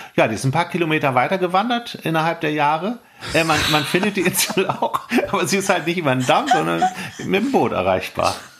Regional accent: Hamburg, Germany; also born or lived in Lüneburg Heath; dass wir als Hamburger so eine Liebe zum Dorfleben und zum Landleben entwickelt haben.

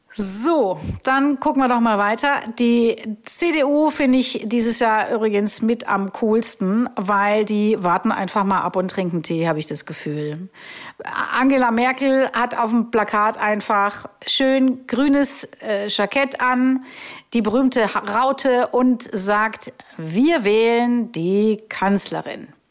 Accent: Augsburg, Bavaria, Germany; da war ich in Augsburg unterwegs, meiner Heimatstadt

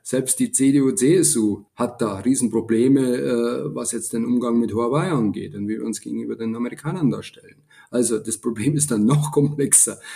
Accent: Lower Bavaria, Germany; als Deutscher, zumal als Niederbayer

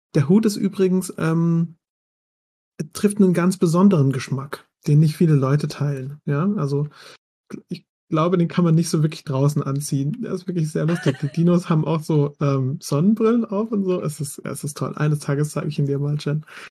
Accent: Mannheim, Baden-Württemberg, Germany; ich komme ja aus Mannheim

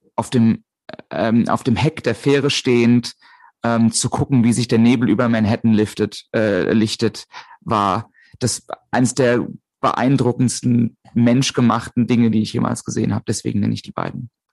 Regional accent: a small village near Limburg an der Lahn, Hesse, Germany; now in Hamburg, Germany; in der Nähe von, auf äh, einem kleinen Dorf, in der Nähe von Limburg an der Lahn

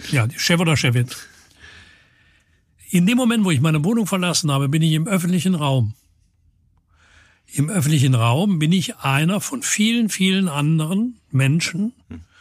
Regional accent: Cologne, North Rhine-Westphalia, Germany; Ich sehe jeden Tag als Kölner irgendwann den Dom. Ich sehe jeden Tag als Kölner irgendwann den Rhein oder als Kölnerin.

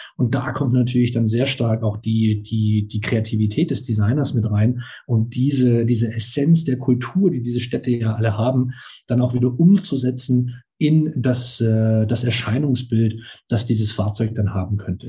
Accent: Baden-Württemberg, Germany; ich bin ja selber auch auf dem Land aufgewachsen, jetzt war Baden-Württemberg

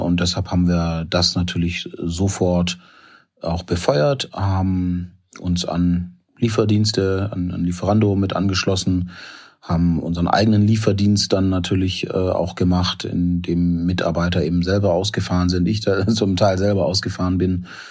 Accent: Stuttgart, Baden-Württemberg, Germany; also born or lived in Ghana / North Sea coast; now in Essen, Germany; ich bin in Ghana geboren aber ich bin halt in, in Stuttgart aufgewachsen

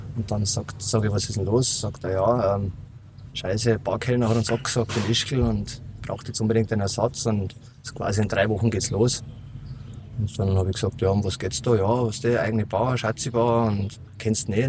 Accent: Berchtesgaden, Bavaria, Germany; accent: Bavarian; moved away; der kommt vom Bayerischen. Ich komme aus Berchtesgaden, eigentlich vom wunderschönen Königssee. Mhm. Und da durfte ich halt aufwachsen.

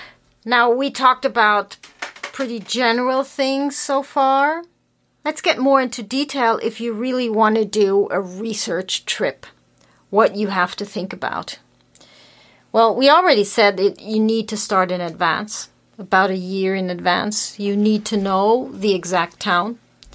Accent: Germany

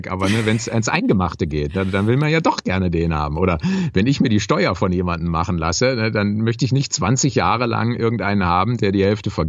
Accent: Düsseldorf, North Rhine-Westphalia, Germany; weil ich fühle mich ja als Rheinländer, weil ich da groß geworden bin in Düsseldorf

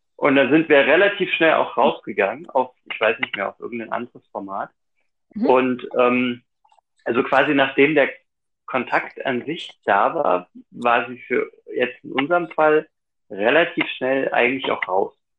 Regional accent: Thuringia, Germany; ich komme aus Thüringen

